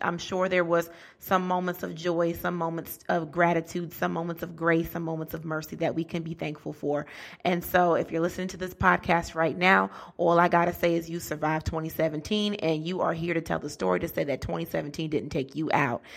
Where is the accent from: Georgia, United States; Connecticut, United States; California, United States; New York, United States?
Connecticut, United States; Bridgeport; moved away as an adult; now in Newark, United States; I'm a, a black girl from Bridgeport, Connecticut